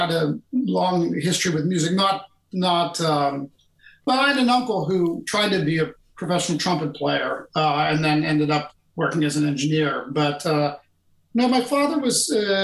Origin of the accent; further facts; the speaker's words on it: Pittsburgh, Pennsylvania, United States; moved away as an adult; now in Boston, United States; I went home to my hometown in Pittsburgh